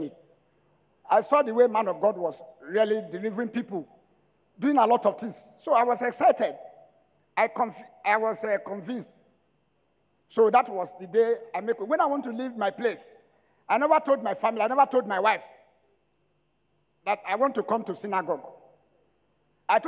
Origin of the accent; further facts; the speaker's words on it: Ologbo, Edo, Nigeria; I am from Ologbo, Edo State